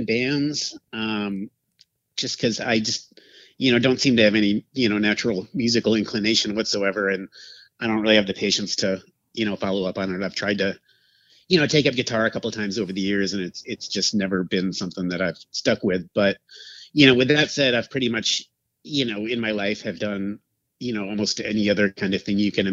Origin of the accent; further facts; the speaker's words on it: Madison, Wisconsin, United States; moved away as an adult; also born or lived in Portland / Milwaukee; I grew up in Madison, which is like the capital of Wisconsin